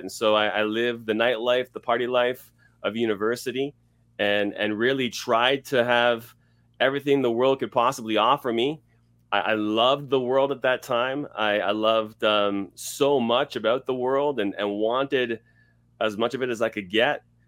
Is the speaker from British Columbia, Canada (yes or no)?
no; Scarborough, Ontario, Canada; moved away as an adult; also born or lived in Toronto area / London, Ontario / Los Angeles, California; now in Edmonton, Canada; I was born and raised in Scarborough, Ontario